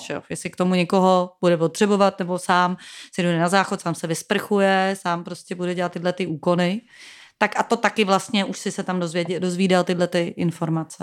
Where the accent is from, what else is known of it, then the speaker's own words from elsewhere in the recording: Prague, Czechia; Já jsem z Prahy